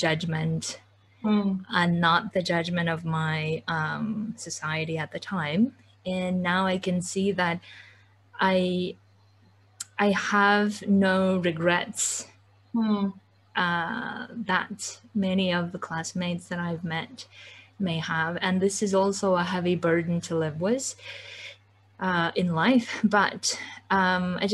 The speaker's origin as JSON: {"language": "English", "country": "Kyrgyzstan", "moved": "yes", "said": "I come from Kyrgyzstan. I come from a very conservative village"}